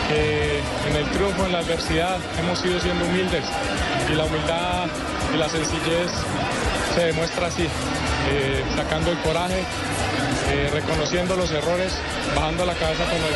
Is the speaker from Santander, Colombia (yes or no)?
no; Barranquilla, Atlántico, Colombia; Bueno, hoy nos tocó la oportunidad a nosotros y qué lindo aquí en mi tierra, en Barranquilla.